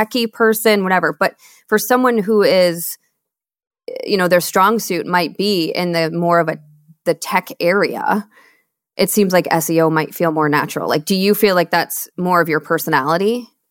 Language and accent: English; Michigan, United States; moved away; also born or lived in Seattle / Austin, Texas; I'm born and raised in Michigan